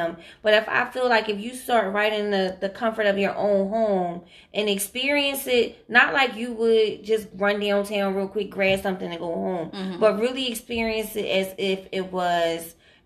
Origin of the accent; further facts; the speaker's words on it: Philadelphia, Pennsylvania, United States; we're from Philadelphia